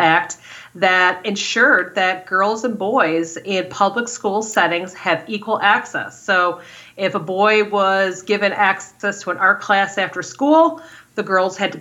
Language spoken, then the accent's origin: English; Detroit, Michigan, United States; Growing up in Detroit